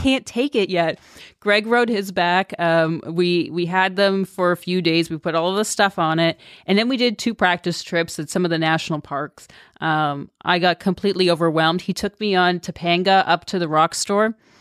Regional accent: Toronto, Ontario, Canada; moved away as an adult; I'm from Toronto. I'm from Canada, in the suburbs.

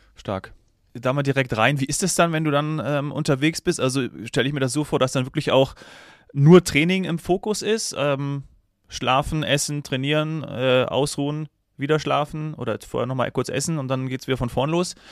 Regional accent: Austria; als Österreicher

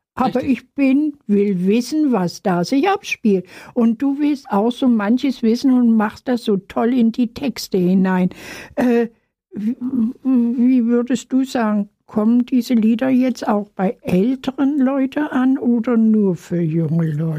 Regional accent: Germany; Ich komme aus Deutschland

